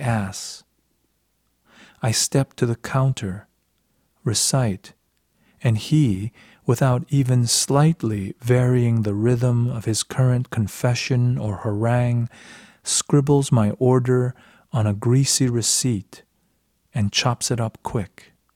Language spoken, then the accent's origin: English; United States; growing up in America